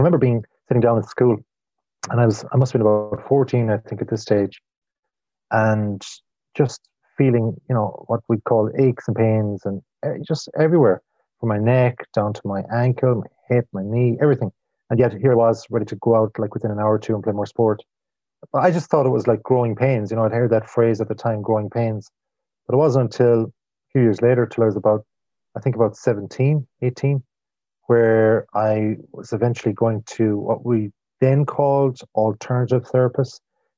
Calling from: Galway, Connacht, Ireland; Well, I don't know if I'm cool, but I'm in the west of Ireland. I'm in Galway, or some people call it or refer to it as Galway.

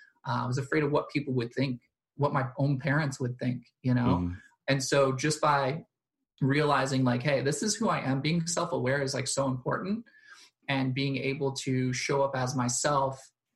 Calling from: Delaware, United States; I'm in Delaware in the United States

